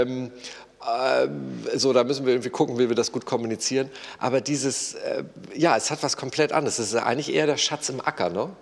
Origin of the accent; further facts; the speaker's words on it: Germany; Ich als Deutscher in meinem Sozialstaat